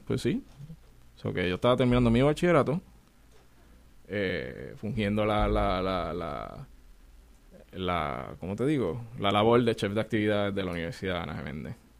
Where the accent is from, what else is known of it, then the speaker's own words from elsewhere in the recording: Puerto Rico; de 18 chefs, yo soy el único puertorriqueño